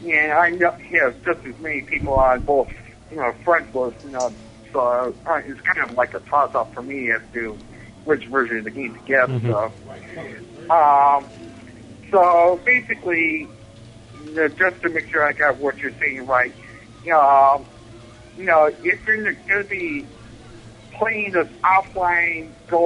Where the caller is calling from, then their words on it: Buffalo, New York, United States; Hey, Bobby. … from Buffalo, New York.